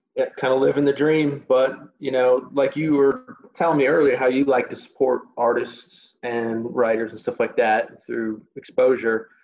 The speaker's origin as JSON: {"language": "English", "town": "Chicago", "region": "Illinois", "country": "United States", "tie": "born or raised there", "moved": "yes", "said": "my hometown of Chicago"}